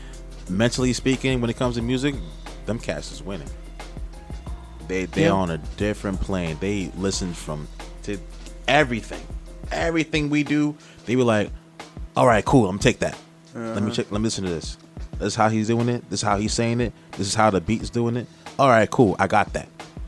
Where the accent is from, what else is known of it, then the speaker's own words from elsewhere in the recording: New York City, New York, United States; I'm from Queens. You know what I mean? Even though I'm at Long Island Rough Riders, I am from Queens.